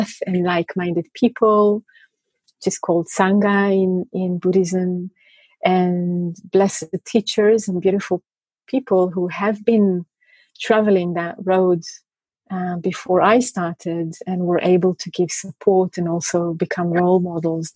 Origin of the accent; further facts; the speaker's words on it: Israel; I come from Israel, and religion in Israel is such a strong component in life